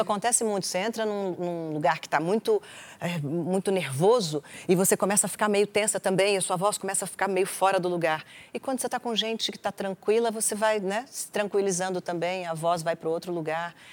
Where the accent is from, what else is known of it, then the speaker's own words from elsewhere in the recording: Brasília, Federal District, Brazil; Eu sou de Brasília